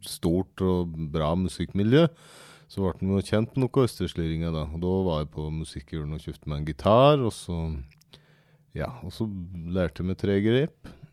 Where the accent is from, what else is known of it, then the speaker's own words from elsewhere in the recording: Aurdal, Innlandet, Norway; now in Fagernes, Norway; Jeg er egentlig fra, fra Aurdal, men eh, nå bor jeg på Fagernes